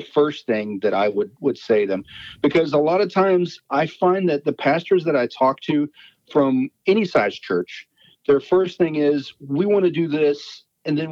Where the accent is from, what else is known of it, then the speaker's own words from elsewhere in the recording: Texas, United States; I'm from Texas